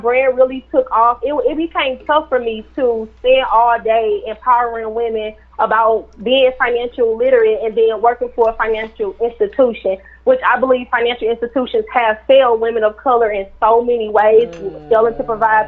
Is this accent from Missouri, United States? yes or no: yes; St. Louis, Missouri, United States; I'm from St. Louis, born and raised